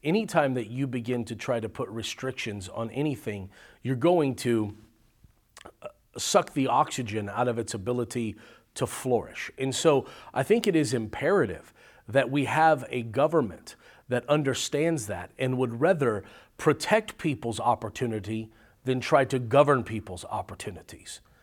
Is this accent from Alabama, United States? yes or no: no; California, United States; now in Arizona, United States; originally born and raised in California, now living in Arizona